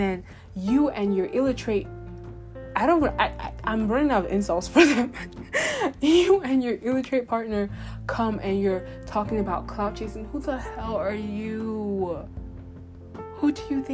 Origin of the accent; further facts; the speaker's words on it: Nigeria; being a Nigerian.